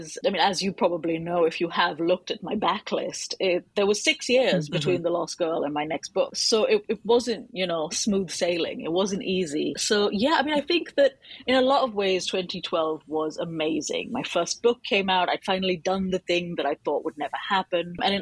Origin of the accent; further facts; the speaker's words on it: United Kingdom; I am a British Indian author of almost exclusively fantasy and sci-fi.